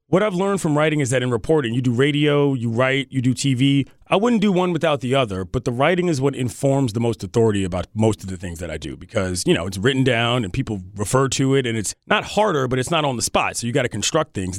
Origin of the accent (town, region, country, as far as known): Washington, District of Columbia, United States; born or raised there